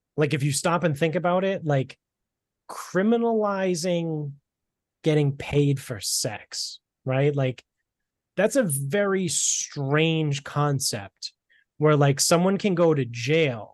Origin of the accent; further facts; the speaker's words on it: Medford, Massachusetts, United States; also born or lived in South Shore, Massachusetts; now in North Attleboro, United States; I grew up in Medford, right? That's where my family's from.